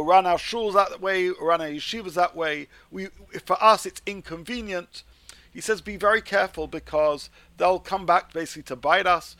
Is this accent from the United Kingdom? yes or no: yes; United Kingdom; I've always felt as a British Jew